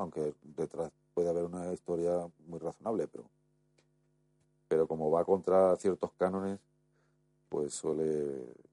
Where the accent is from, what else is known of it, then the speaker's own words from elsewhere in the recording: Spain; yo como muchos españoles